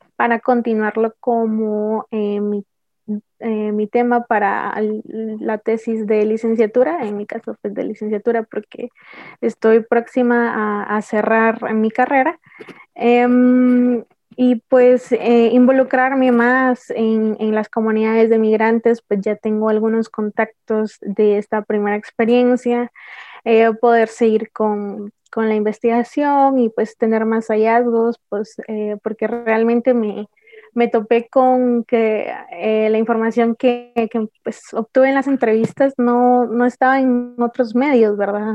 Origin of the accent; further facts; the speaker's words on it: Guatemala; soy guatemalteca